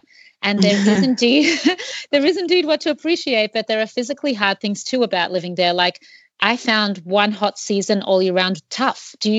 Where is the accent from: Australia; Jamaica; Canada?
Australia; moved away as an adult; By that age, I had already had the experience of living in a few different places. I'm from Australia. I guess you can hear from my accent.